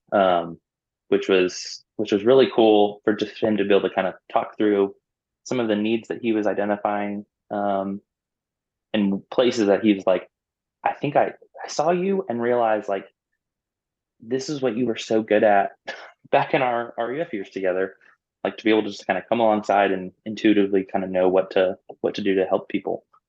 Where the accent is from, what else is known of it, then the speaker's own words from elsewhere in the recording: Orlando, Florida, United States; moved away as an adult; I was born and raised in Orlando, Florida